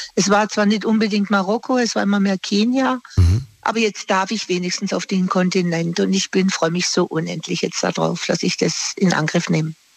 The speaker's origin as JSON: {"language": "German", "town": "Singen", "region": "Baden-Württemberg", "country": "Germany", "moved": "yes", "said": "Ich komme ja aus dem Bodenseegebiet von Singen und meine Verwandtschaft wohnt noch unten"}